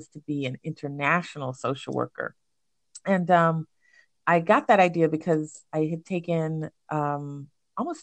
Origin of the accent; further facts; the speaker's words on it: Alabama, United States; moved away as an adult; also born or lived in New York; I grew up in Alabama